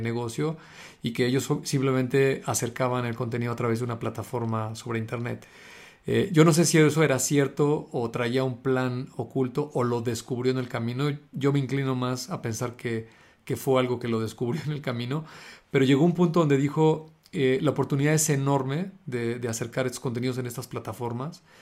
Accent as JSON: {"language": "Spanish", "country": "Mexico", "said": "acá en México que somos latinos"}